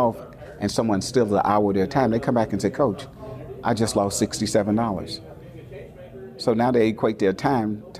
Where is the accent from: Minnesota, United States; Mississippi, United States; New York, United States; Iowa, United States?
Mississippi, United States; McComb; moved away; also born or lived in Richmond, California; I grew up in Macomb, Mississippi